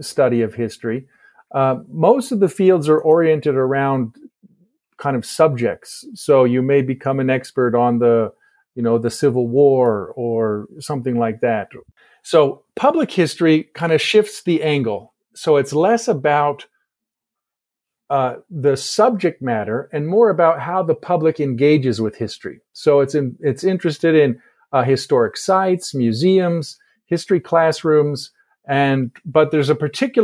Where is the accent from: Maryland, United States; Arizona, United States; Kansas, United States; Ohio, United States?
Maryland, United States; just outside of Baltimore; moved away as an adult; also born or lived in Indiana / El Paso, Texas; I grew up in Maryland, just outside of Baltimore